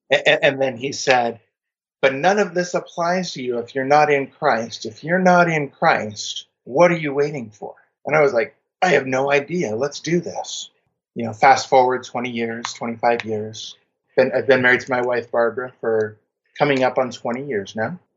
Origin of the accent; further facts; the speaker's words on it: Germany; born there; also born or lived in United States; I'm a military brat. Emphasis on the brat, not the military. um, I was born in Germany, kind of lived all over the U.S.